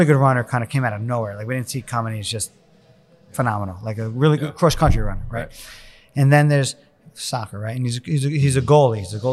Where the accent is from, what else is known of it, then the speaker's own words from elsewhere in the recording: Long Island, New York, United States; now in South Jersey, United States; I grew up on Long Island